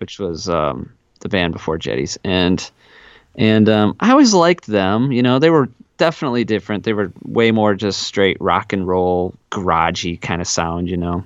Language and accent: English; South Central Wisconsin, United States; I grew up in South Central Wisconsin